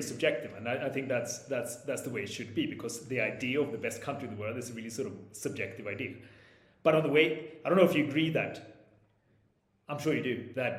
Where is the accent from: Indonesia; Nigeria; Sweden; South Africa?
Sweden; southern Sweden; English is a second language; moved away as an adult; also born or lived in Stockholm / Spain / London / Sao Paulo; now in Mexico City, Mexico; I grew up in Stockholm, uh, but only for the first eight years of my life before moving to the south of Sweden.